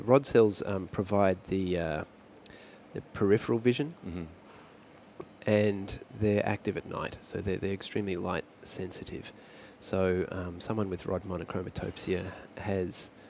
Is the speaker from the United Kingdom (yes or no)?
no; Brisbane, Queensland, Australia; I grew up in Brisbane